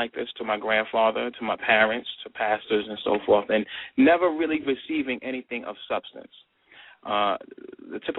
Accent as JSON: {"language": "English", "region": "New York", "country": "United States", "said": "I'm originally from New York"}